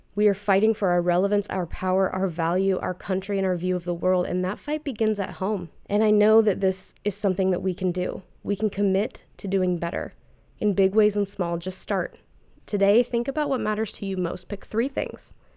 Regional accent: United States; we benefit from being an American

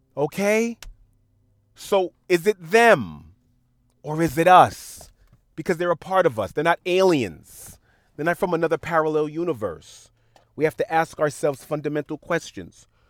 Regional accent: New York City, New York, United States; when I was growing up in Queens, I would go on Jamaica Avenue

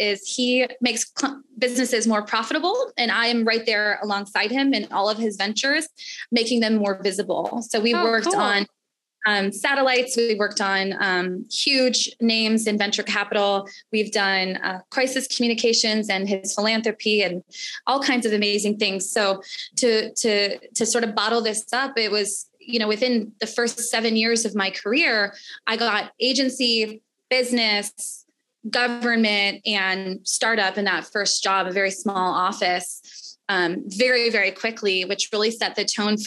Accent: Chicago, Illinois, United States; also born or lived in Washington, D.C.; I'm from Chicago and my family's from here

